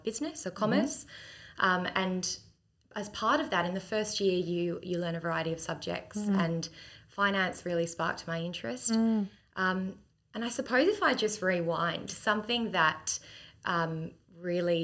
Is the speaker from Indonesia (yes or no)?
no; Sydney, New South Wales, Australia; also born or lived in Hunter Valley, New South Wales; I was raised in Sydney. However, Dad and Mum bought a property when I was about 3 years old